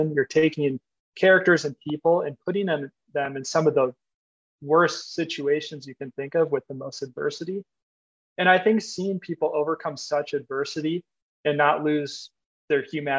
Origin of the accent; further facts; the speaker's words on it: Minnesota, United States; I'm from Minnesota